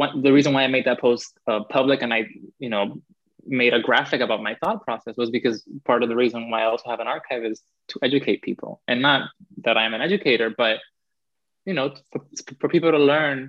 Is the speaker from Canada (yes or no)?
no; Cuba; now in United States; my hometown, uh, which is, you know, very rural too